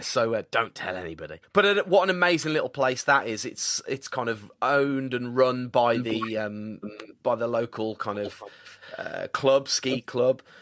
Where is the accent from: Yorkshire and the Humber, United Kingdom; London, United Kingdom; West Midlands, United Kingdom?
West Midlands, United Kingdom; Birmingham; also born or lived in Tamworth / Colorado; here in my hometown